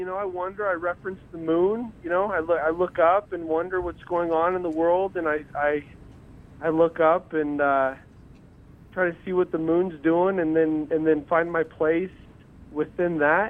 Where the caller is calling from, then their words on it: Carlsbad, New Mexico, United States; Carlsbad, New Mexico, yes.